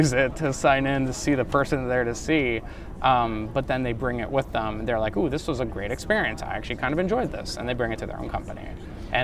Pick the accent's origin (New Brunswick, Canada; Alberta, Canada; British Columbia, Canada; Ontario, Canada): Ontario, Canada; Ottawa; also born or lived in Romania / Germany; So when I was from 3 years old on in Ottawa, Canada, that's where I grew up.